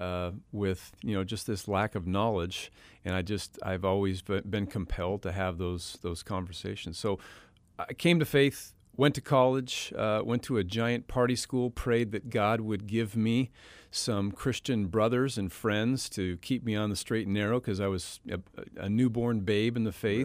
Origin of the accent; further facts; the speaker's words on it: Western Washington, United States; I grew up in Western Washington